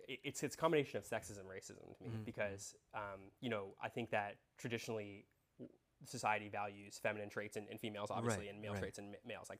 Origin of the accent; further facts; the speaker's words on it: United States; I was born here. Yeah. I don't identify myself as Indian. Or like as an Indian citizen.